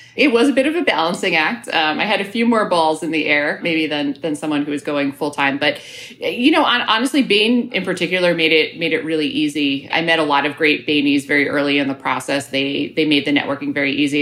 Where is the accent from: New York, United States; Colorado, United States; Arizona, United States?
New York, United States; New York City; moved away as an adult; now in Chicago, United States; I grew up in New York